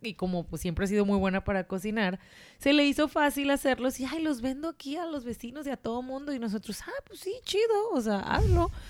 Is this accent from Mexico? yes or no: yes; Mexico; de México